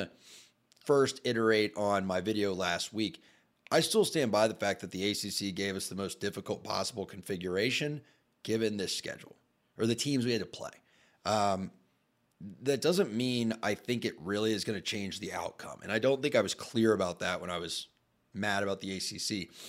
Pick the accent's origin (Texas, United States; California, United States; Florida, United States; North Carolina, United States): Florida, United States; Tallahassee; Together, we spent a collective 11 or so years at Florida State University. I grew up in Tallahassee.